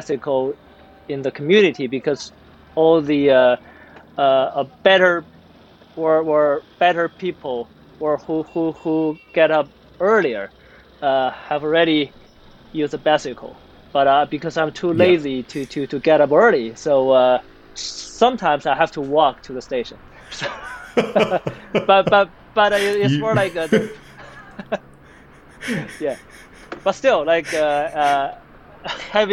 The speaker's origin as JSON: {"language": "English", "region": "Beijing", "country": "China", "tie": "born or raised there", "also_born_or_lived": "United States", "moved": "as an adult", "said": "I was born and raised in Beijing"}